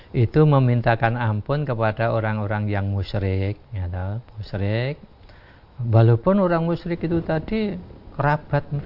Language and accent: Indonesian; Java, Indonesia; Jadi perasaan kita orang Jawa itu kadang semacam itu